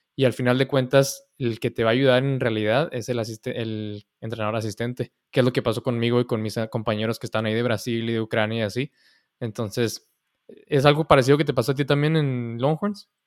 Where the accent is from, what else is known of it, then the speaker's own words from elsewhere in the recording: Mexico; moved away; soy mexicano